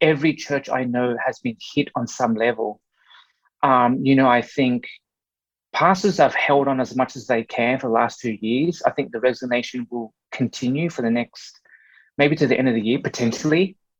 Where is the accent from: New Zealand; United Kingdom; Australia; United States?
Australia; born and raised in Australia by Vietnamese immigrant parents who escaped the Vietnam War in mid-70s, and they landed in Australia. And I was that sort of first generation born in Australia.